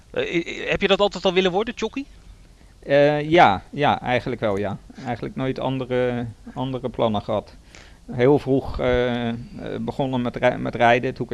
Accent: Limburg, Netherlands; born there; ik ben in Limburg geboren.

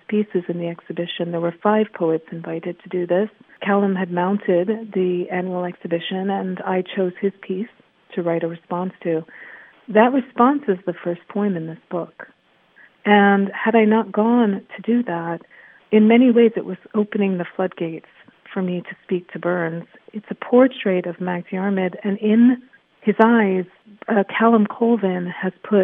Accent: Kingston, Jamaica; I've taken as a Jamaican many times because I was born in Kingston

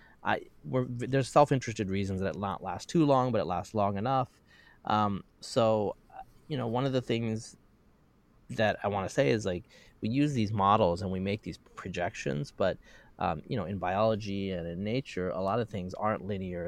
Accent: Pacific Northwest, United States; I'm from the Pacific Northwest and it's a mild area that has summer drought.

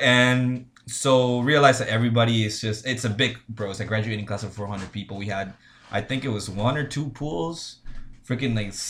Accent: United States; I'm American, I was born in the States, right?

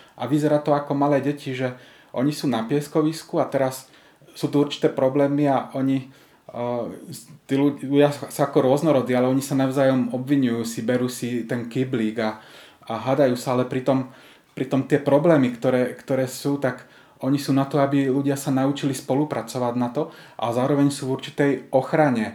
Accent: Slovakia; pochádzam zo Slovenska

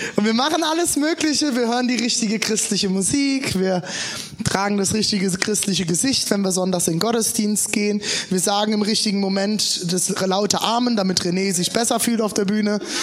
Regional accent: eastern Germany, Germany; als Ossis

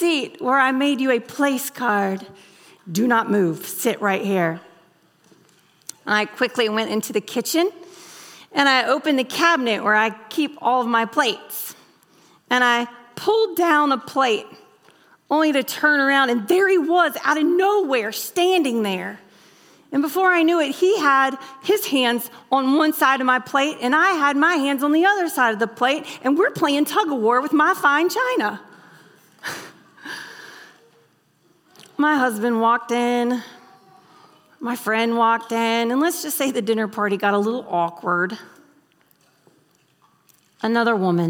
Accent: the South, United States; moved away as an adult; now in Kentucky, United States; I'm from the South.

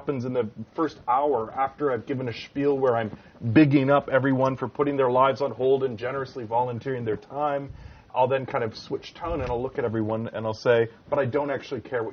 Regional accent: Canada; as a Canadian

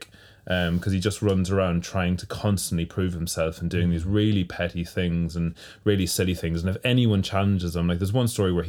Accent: Ireland; my home country and home province

